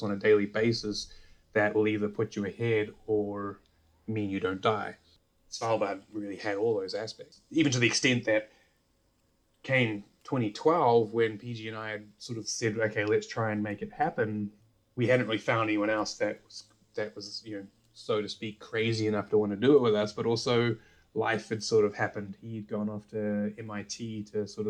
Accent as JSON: {"language": "English", "country": "New Zealand", "tie": "born or raised there", "moved": "yes", "said": "I grew up in New Zealand"}